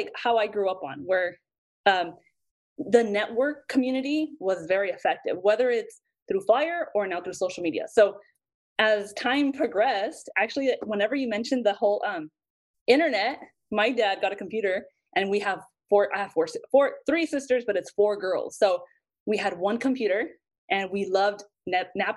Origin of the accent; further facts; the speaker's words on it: Santa Paula, California, United States; moved away as an adult; now in Los Angeles, United States; I grew up in Santa Paula